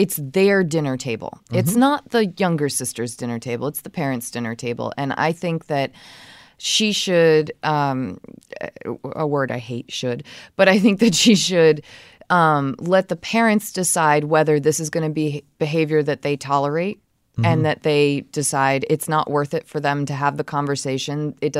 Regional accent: South Carolina, United States; moved away as an adult; now in Idaho, United States; I live in Idaho, but I'm originally from South Carolina. I moved here for graduate school and ended up staying.

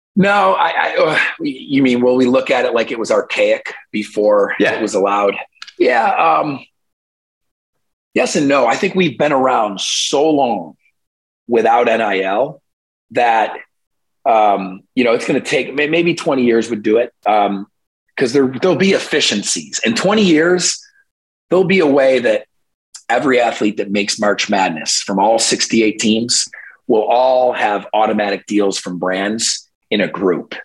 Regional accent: New York, United States; my home state of New York

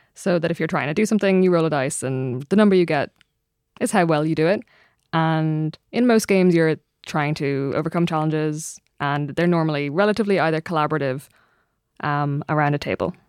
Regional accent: Ireland; as an Irish person

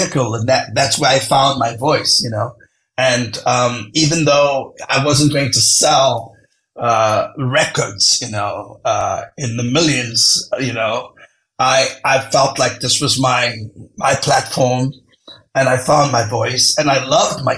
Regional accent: South Africa; growing up in South Africa

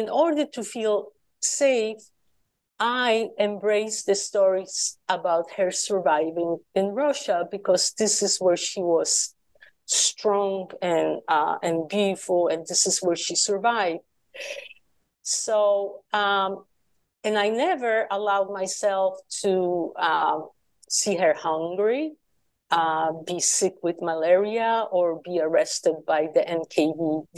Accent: Poland; moved away; So I grew up in communist Poland after the war

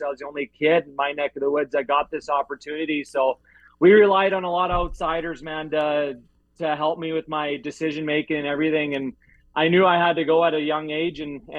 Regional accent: Kindersley, Saskatchewan, Canada; also born or lived in Everett, Washington; I'm a Saskatchewan boy, okay. Born and raised.

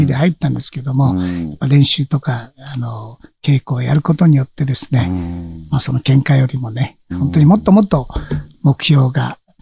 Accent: Amami Ōshima, Kagoshima, Japan; 奄美大島出身がね、うん、奄美大島なんで

